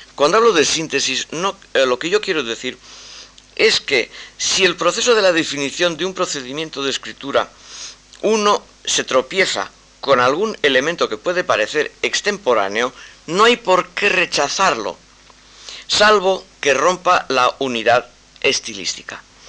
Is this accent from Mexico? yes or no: no; Spain